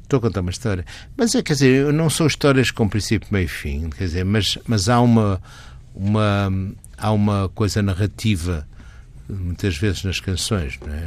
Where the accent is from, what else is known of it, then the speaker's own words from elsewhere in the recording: Porto, Porto District, Portugal; moved away as an adult; also born or lived in Geneva / France / Vancouver; now in Lisbon, Portugal; é a minha cidade natal e até é a minha raiz.